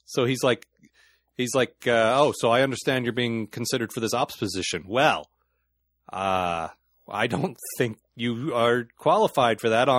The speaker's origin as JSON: {"language": "English", "region": "Alaska", "country": "United States", "said": "Oh, no. I'm from Alaska."}